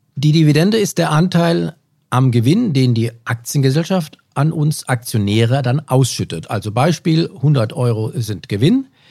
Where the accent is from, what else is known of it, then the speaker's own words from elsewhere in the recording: Germany; bei uns in Deutschland